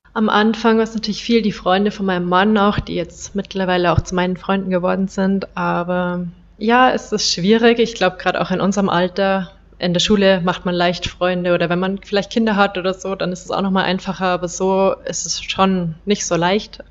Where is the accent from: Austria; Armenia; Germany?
Germany; Bavaria; moved away as an adult; now in India; ich komme aus Bayern